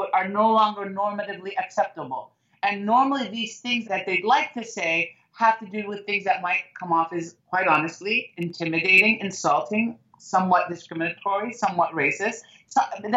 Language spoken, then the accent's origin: English; United States; I love being an American